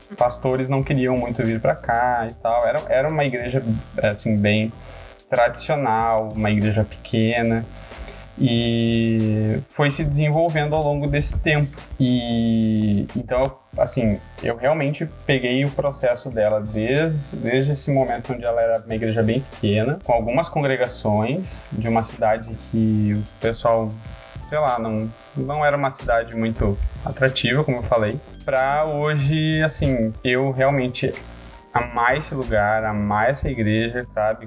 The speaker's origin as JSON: {"language": "Portuguese", "town": "Gravataí", "region": "Rio Grande do Sul", "country": "Brazil", "said": "só aqui da cidade de Gravataí, é uns 20 minutinhos de Porto Alegre"}